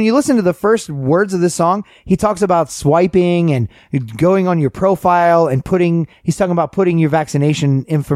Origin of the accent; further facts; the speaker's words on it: Kennesaw, Georgia, United States; now in Florida, United States; I moved to Florida from Kennesaw